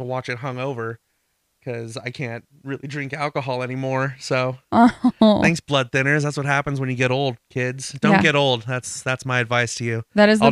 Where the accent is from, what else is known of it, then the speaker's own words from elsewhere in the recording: Central California, United States; my hometown in California